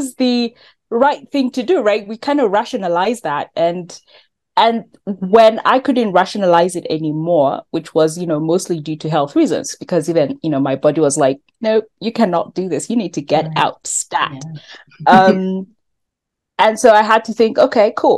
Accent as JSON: {"language": "English", "country": "Kenya", "said": "I'm from Kenya"}